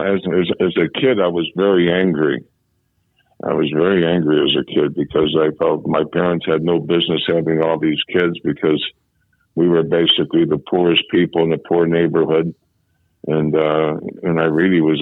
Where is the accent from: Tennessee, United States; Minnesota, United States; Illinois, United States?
Illinois, United States; Chicago; I was born in a hospital on the south side of Chicago